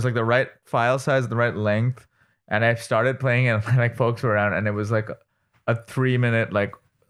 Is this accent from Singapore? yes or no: no; India; moved away; growing up in India.